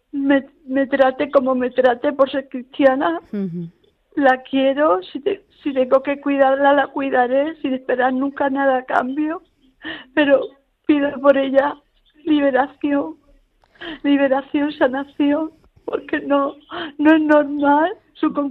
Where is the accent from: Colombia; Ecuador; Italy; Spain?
Spain; Puerto de Mazarrón, Region of Murcia; aquí donde estoy viviendo en mi tierra, Puerto de Mazarrón